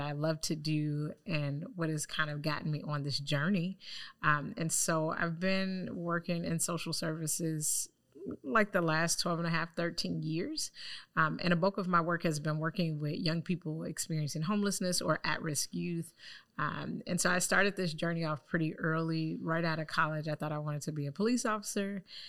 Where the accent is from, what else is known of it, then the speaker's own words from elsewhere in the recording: Chicago, Illinois, United States; also born or lived in Lake County; coming back to Chicago, where I'm from, born and raised on the South Side